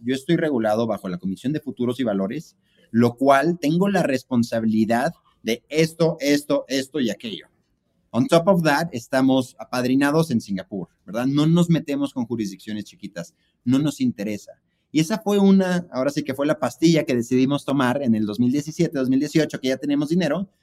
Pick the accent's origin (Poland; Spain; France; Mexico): Mexico; somos mexicanos